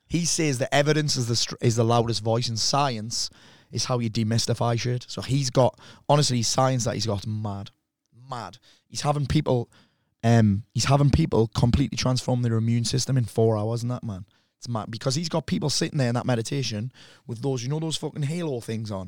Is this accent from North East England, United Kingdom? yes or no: yes; South Shields, North East England, United Kingdom; I'm from South Shields